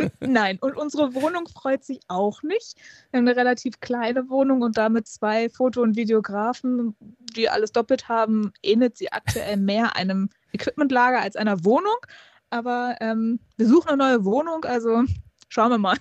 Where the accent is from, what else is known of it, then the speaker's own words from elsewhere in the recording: Hamburg, Germany; ich bin ja gebürtige Hamburgerin